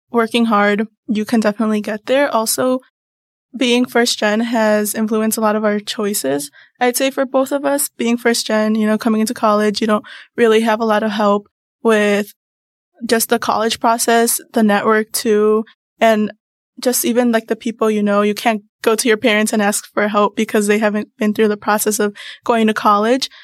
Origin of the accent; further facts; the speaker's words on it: Mundelein, Illinois, United States; I come from Mundelein, Illinois